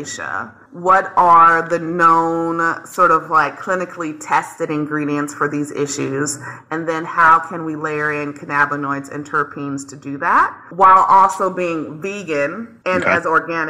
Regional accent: the South, United States; I am from the South

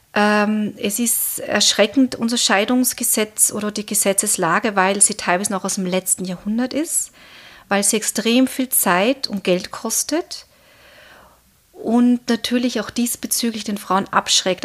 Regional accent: Austria; bei uns in Österreich

